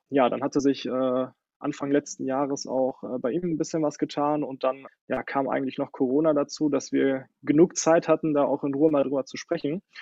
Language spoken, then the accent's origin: German; Sundern, North Rhine-Westphalia, Germany; now in Neheim, Germany; Ich komme aus Sundern, äh, wohne aber mittlerweile in Neheim auf der Fußgängerzone.